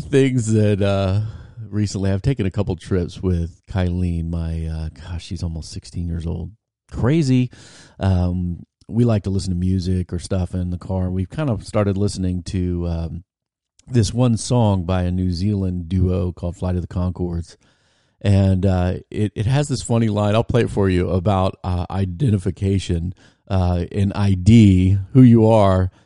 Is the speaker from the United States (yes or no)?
yes; Virginia, United States; I was eighteen and from Virginia